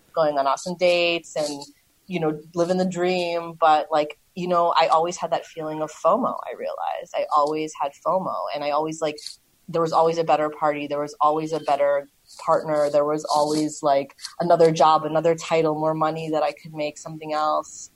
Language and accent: English; New York City, New York, United States; moved away as an adult; also born or lived in Berlin, Germany; I grew up in Queens.